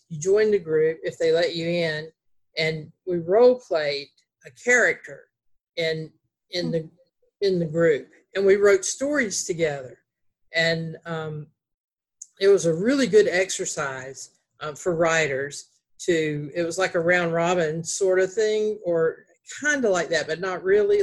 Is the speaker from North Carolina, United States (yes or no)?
yes; Greensboro, North Carolina, United States; accent: Southern; we were both from Greensboro, North Carolina